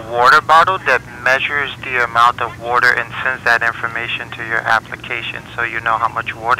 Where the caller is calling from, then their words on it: New York, United States; I'm calling from New York.